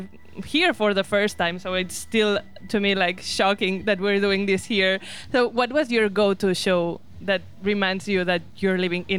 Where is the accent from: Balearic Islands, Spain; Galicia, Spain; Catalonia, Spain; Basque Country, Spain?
Catalonia, Spain; as someone who is from Catalonia